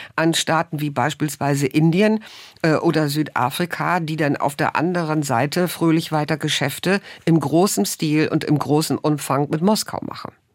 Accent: Germany; wir als Deutsche

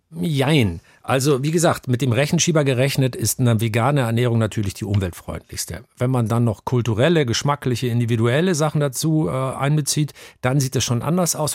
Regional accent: Northern Germany, Germany; also born or lived in Hamburg; ich bin aufgewachsen in einem kleinen norddeutschen Dorf, in einer norddeutschen Tiefebene, ein Dorf namens Aslamor

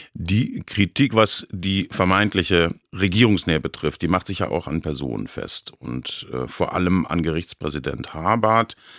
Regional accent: Baden-Baden, Baden-Württemberg, Germany; meiner Heimatstadt Baden-Baden

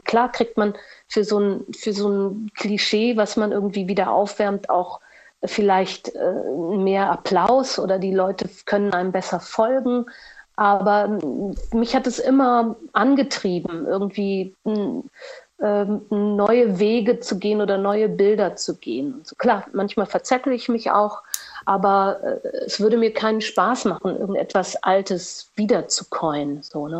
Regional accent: Portugal; moved away as an adult; also born or lived in Düsseldorf / Cologne / Berlin; ich bin ja in Portugal aufgewachsen

